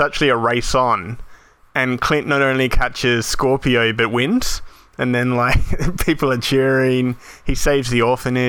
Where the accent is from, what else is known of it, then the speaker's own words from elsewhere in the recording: Australia; In Australia, we all grew up with American stuff.